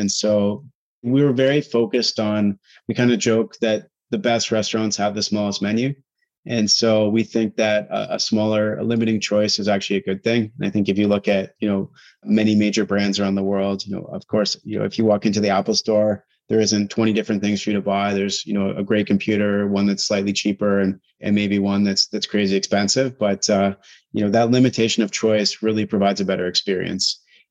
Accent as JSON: {"language": "English", "country": "Canada", "said": "There's just so many uncertainties that are very hard to appreciate as a Canadian."}